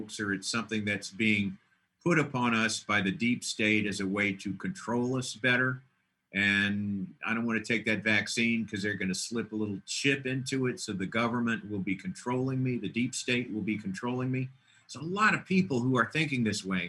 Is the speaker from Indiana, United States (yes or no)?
no; Dallas, Texas, United States; I come from Dallas, where everybody's, hey, Merry Christmas.